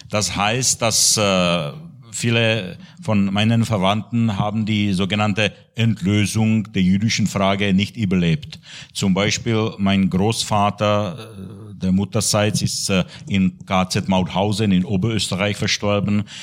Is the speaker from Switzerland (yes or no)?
no; České Budějovice, South Bohemian Region, Czechia; born there; ich bin geboren in Budweis in Südböhmen an der österreichischen Grenze. Und ich habe in der Budweiser Diözese, und zwar in der Stadt Tabor, als Kaplan gearbeitet damals.